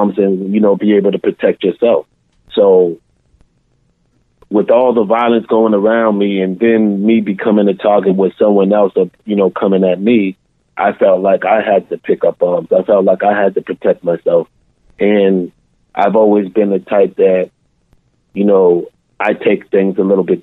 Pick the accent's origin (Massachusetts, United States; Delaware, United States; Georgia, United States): Massachusetts, United States; Boston; I was born and raised in Boston, Mass